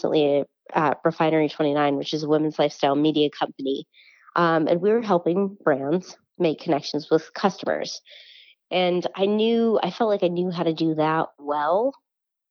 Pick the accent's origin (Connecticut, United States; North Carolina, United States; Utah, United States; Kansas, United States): Utah, United States; Salt Lake City; moved away as an adult; also born or lived in New York; now in Salt Lake City, United States; I grew up in Salt Lake City, right on the East Benches